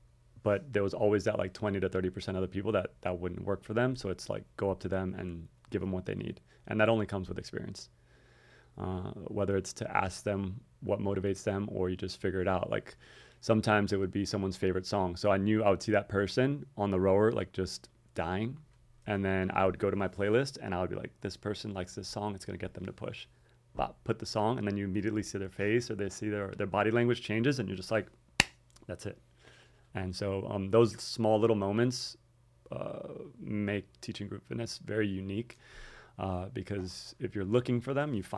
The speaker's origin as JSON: {"language": "English", "town": "Miami", "region": "Florida", "country": "United States", "tie": "born or raised there", "said": "But so I grew up in Miami area, went to Palmetto Middle School, went to Vineland Elementary back when I was just till fifth grade, Palmetto Middle School, then South Miami Senior High"}